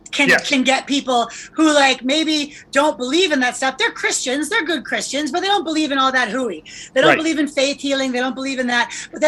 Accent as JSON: {"language": "English", "country": "United States", "said": "I'm American"}